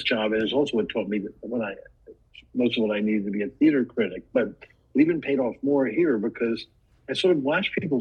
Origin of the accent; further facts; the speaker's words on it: Washington, District of Columbia, United States; I grew up in Washington, D.C.